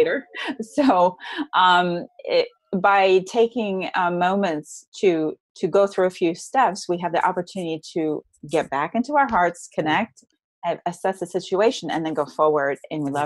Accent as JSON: {"language": "English", "region": "New Jersey", "country": "United States", "tie": "born or raised there", "also_born_or_lived": "Frenchtown, New Jersey", "said": "I grew up in New Jersey, and I grew up in a home in North Jersey"}